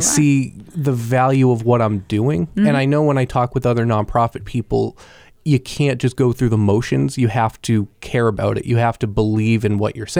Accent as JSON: {"language": "English", "town": "Pembroke", "region": "New Hampshire", "country": "United States", "tie": "born or raised there", "said": "Grew up in Pembroke. So close enough to Concord that I would tell people from, you know, who weren't from, I would be like, I'm from Concord."}